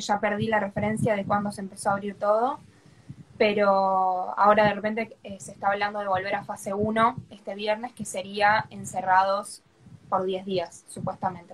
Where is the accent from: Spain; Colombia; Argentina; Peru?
Argentina; Buenos Aires; soy acá de Argentina, de Capital Federal, para ser exacta